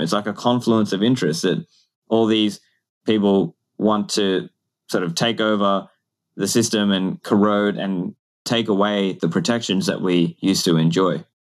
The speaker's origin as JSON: {"language": "English", "country": "Australia", "tie": "born or raised there", "said": "I grew up in Australia"}